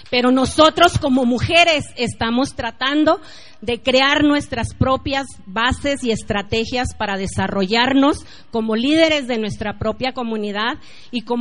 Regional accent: Mexico; now in United States; Para nosotros los mexicanos es una pesadilla vivir ahí

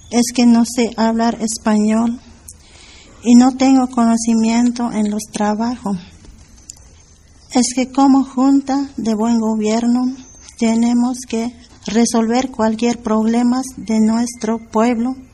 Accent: 16 de Febrero autonomous municipality, Chiapas, Mexico; Spanish is a second language; Vengo del municipio 16 de febrero.

